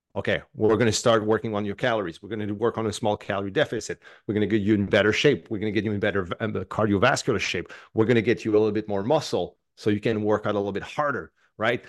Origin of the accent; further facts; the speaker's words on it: Canada; I'm French Canadian